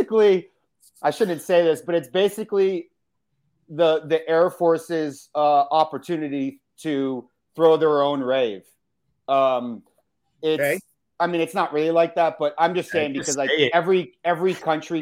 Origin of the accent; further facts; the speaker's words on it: Massachusetts, United States; I grew up in Massachusetts, and it's very liberal there